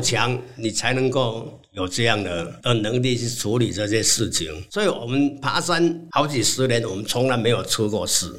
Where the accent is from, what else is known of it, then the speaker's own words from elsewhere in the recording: Chianan Plain, Taiwan; 出生在嘉南平原，一个完全看不到山的地方